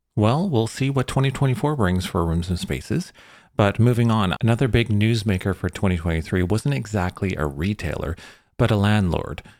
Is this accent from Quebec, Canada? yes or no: no; Vancouver, British Columbia, Canada; I'm from Vancouver